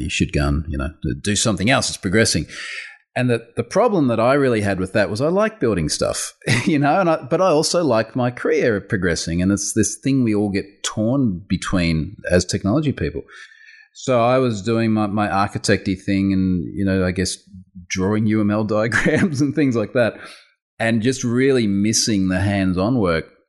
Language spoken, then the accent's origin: English; Australia; accent: Australian; I'm Australian.